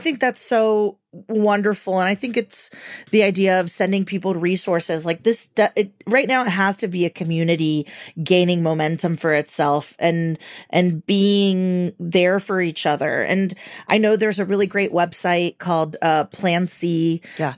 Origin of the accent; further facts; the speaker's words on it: Venezuela; moved away; I'm from Venezuela